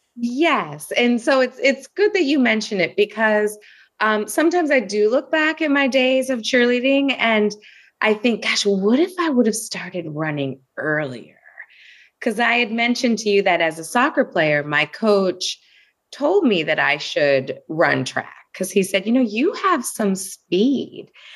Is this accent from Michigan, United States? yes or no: yes; West Bloomfield, Michigan, United States; I grew up in West Bloomfield, Michigan, outside of Detroit, Michigan